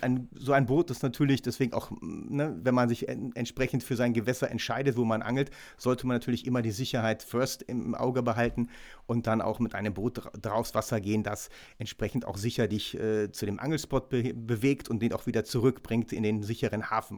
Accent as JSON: {"language": "German", "area": "Ruhr area", "region": "North Rhine-Westphalia", "country": "Germany", "said": "bei uns im Ruhrgebiet am Kanal"}